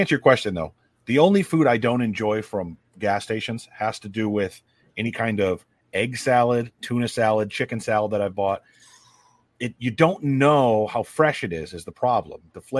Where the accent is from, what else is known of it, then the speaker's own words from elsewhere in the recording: north of the Mason-Dixon line, Northern United States, United States; I'm a Yank from Mason Dixon.